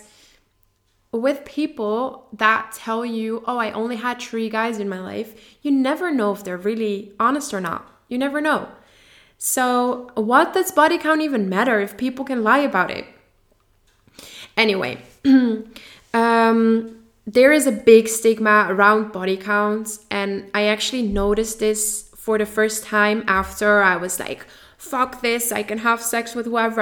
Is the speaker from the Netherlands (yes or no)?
yes; Netherlands; English is a second language; I am from the Netherlands